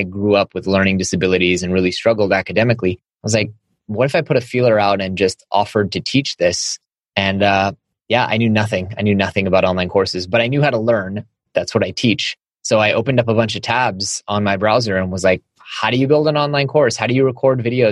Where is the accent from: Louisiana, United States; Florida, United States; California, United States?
California, United States; Silicon Valley; growing up in Silicon Valley